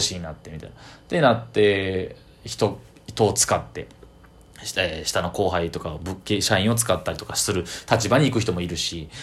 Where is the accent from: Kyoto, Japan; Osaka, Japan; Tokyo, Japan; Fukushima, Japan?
Kyoto, Japan; 中学の地元の京都の、えー、友達